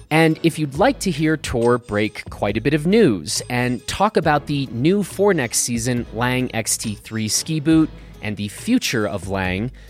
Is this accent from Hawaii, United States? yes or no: no; Vermont, United States; also born or lived in Germany; I grew up in Vermont.